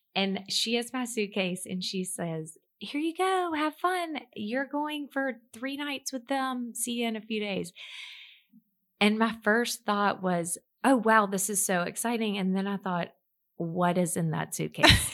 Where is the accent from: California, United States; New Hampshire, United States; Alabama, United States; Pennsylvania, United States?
Alabama, United States; Mobile; moved away; Mobile, Alabama, which is my hometown